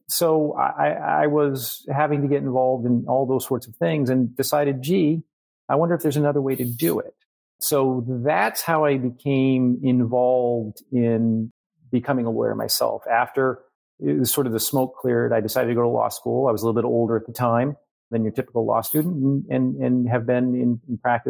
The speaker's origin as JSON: {"language": "English", "region": "New Hampshire", "country": "United States", "said": "So 20 years ago now, my parents are snowbirds. Now we're from New Hampshire."}